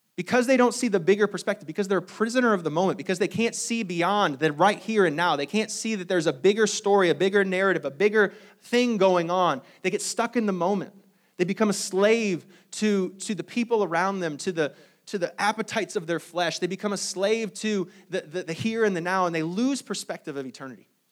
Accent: South Bend, Indiana, United States; moved away; my wife and I, uh, we, we grew up in South Bend, Indiana

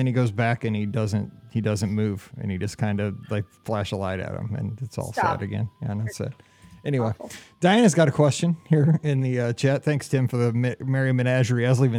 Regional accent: Missouri, United States; I'm from Missouri. We see horses all the time.

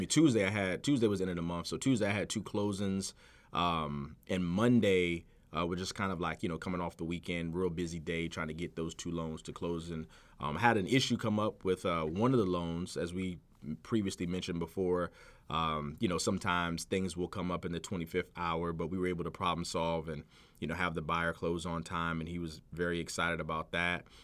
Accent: Virginia Beach, Virginia, United States; also born or lived in Chesapeake, Virginia; I grew up in Virginia Beach, but I've been living in Chesapeake for the last, like, twelve years.

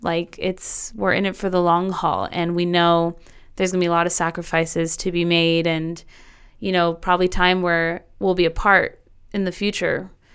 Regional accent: El Paso, Texas, United States; here in my hometown

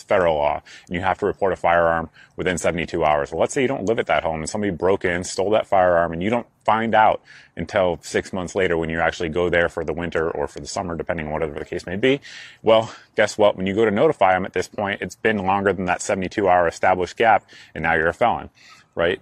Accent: New England, United States; I'm from New England

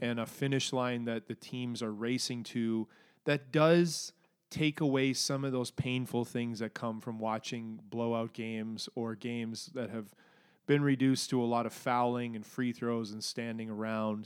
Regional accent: Alberta, Canada; my growing up in Alberta ness

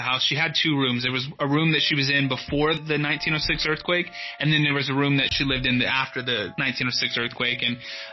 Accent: Dallas, Texas, United States; also born or lived in Josephine, Texas; I'm from Texas originally. I was born and raised in Dallas. And when I was 8 years old, my family moved out to this city called Josephine, Texas, about an hour outside of Dallas, east of Dallas

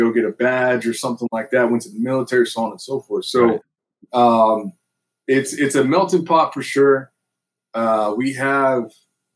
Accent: United States; it's a bunch of brothers all from the same neighborhood. We grew up in Rolling Heights.

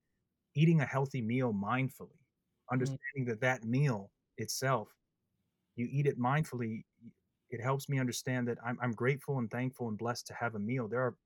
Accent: Midwest, United States; But growing up in the Midwest, that's what helped me understand the passing of time.

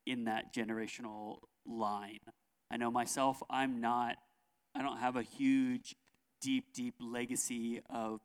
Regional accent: California, United States; I was born in California

